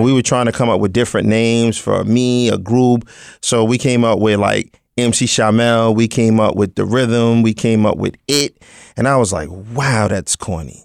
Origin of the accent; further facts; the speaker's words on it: New York City, New York, United States; I was born in Brooklyn, born, bred, and broken